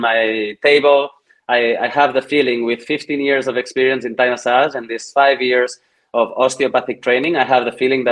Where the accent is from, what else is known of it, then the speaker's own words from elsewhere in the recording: Granollers, Catalonia, Spain; here in my hometown, Granollers, next to Barcelona